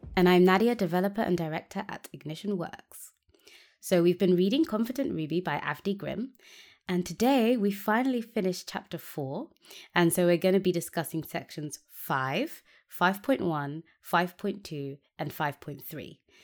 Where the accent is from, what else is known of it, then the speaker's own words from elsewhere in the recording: United Kingdom; as a British person